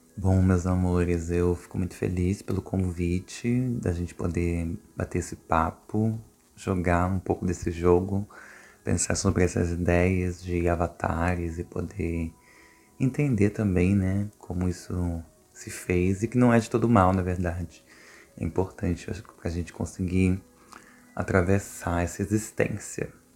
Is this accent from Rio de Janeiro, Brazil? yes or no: yes; Duque de Caxias, Rio de Janeiro, Brazil; eu sou de Duque de Caxias